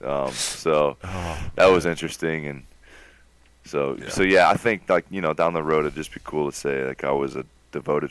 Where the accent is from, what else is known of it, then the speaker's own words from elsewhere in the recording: Ohio, United States; we're from Ohio.